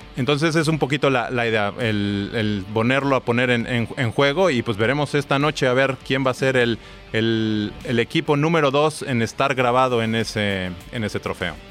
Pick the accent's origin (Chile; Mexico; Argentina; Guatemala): Mexico; yo soy, soy mexicano